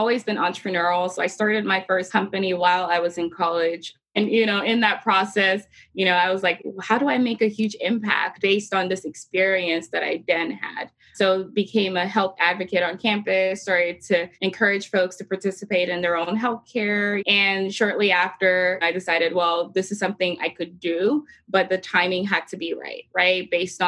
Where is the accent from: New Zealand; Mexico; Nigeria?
Nigeria; moved away as an adult; now in United States; I had moved to the U.S. in 2010 for college from my home country, Nigeria.